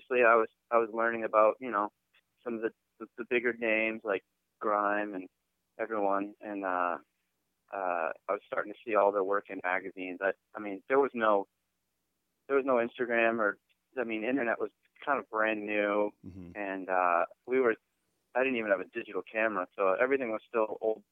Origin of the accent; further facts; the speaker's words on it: East Coast, United States; moved away; also born or lived in New York / Boston; I grew up on the East Coast in New York and Boston